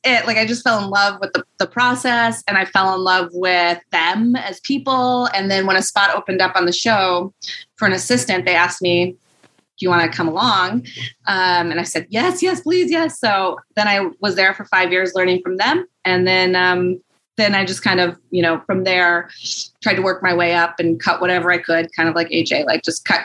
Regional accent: Michigan, United States; I'm from there

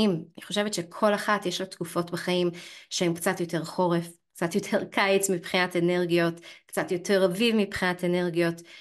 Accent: Canada; now in Israel; נגיד אני במקור מקנדה גם, כן? הכל שם פשוט מת, מת כל החורף.

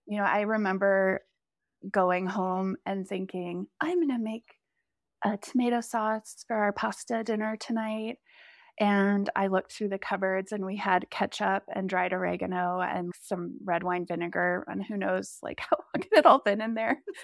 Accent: South Lake Tahoe, California, United States; also born or lived in Bellingham / Seattle / Napa; we moved back to my hometown of South Lake Tahoe.

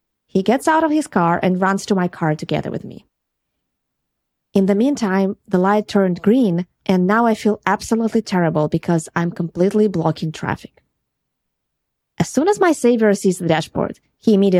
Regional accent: Ukraine; moved away as an adult; now in California, United States; my accent. We are from Ukraine.

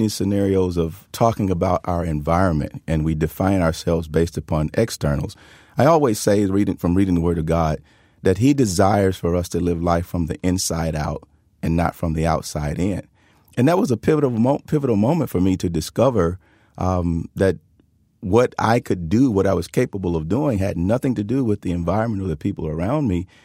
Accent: Tuscaloosa, Alabama, United States; where I where I grew up and where I was born

